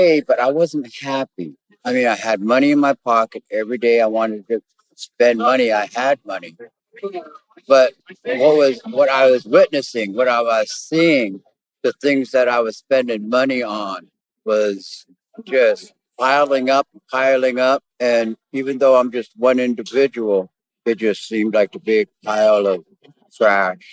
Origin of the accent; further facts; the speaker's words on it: Omaha Nation of Nebraska and Iowa, United States; I'm from the Omaha Nation of Nebraska and Iowa